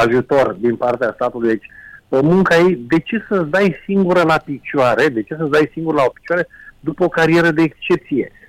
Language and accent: Romanian; Romania; ca român